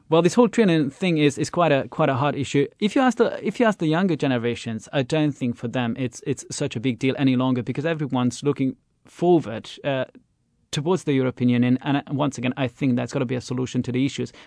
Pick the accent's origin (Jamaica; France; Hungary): Hungary; Esztergom, Komárom-Esztergom; also born or lived in Budapest; there's a town called Estergom over there. That's my hometown.